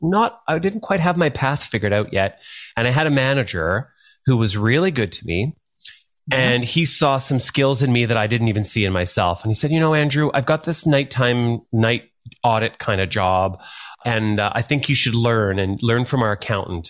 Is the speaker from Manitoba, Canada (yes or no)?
no; Thunder Bay, Ontario, Canada; moved away; also born or lived in Calgary; I grew up in Thunder Bay, Northwestern Ontario